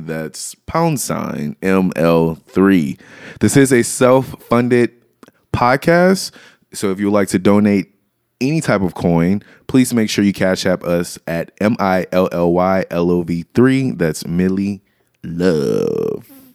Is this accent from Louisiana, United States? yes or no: yes; Louisiana, United States; I grew up in Louisiana